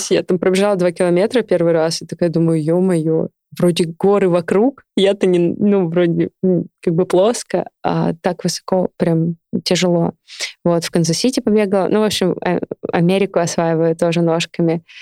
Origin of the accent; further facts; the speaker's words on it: Novosibirsk, Novosibirsk Oblast, Russia; Я из Академгородка. Я жила в лесу 23 года.